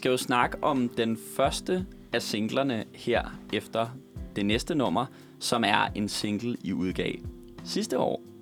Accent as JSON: {"language": "Danish", "town": "Copenhagen", "region": "Capital Region of Denmark", "country": "Denmark", "tie": "born or raised there", "said": "vi er begge to født og opvokset i Københavnsområdet. Jeg er fra Østerbro"}